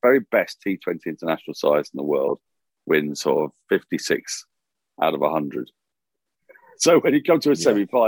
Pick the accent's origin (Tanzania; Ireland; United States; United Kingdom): United Kingdom; England; I say this as an Englishman